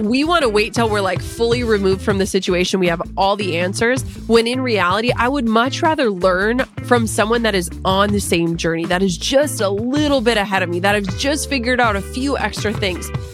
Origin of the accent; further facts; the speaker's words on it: Minnesota, United States; I'm from Minnesota